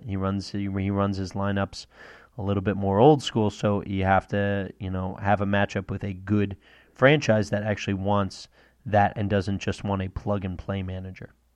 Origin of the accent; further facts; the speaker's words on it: Northeast, United States; I'm from the Northeast